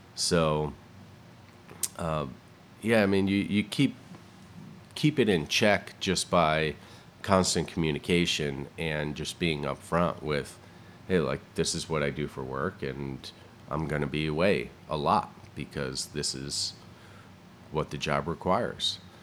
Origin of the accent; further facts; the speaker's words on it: Southington, Connecticut, United States; moved away as an adult; also born or lived in Vermont; now in Pacific Northwest, United States; I was born and raised in the Northeast, in Connecticut and Vermont